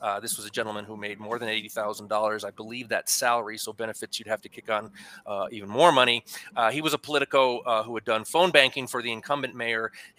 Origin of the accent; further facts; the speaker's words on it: Connecticut, United States; moved away as an adult; now in American Southwest, United States; my home state of Connecticut, back in the People's Republic of New England